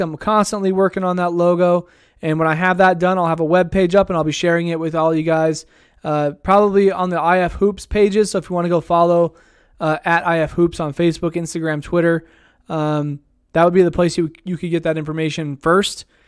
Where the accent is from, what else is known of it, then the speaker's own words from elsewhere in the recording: Idaho Falls, Idaho, United States; my hometown here